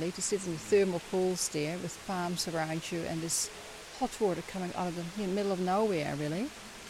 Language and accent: English; New Zealand; We are actually from New Zealand